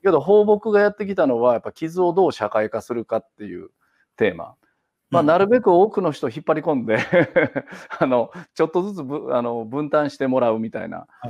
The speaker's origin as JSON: {"language": "Japanese", "region": "Kansai", "country": "Japan", "moved": "as an adult", "lives_now": "Kitakyushu, Japan", "said": "もともと関西人"}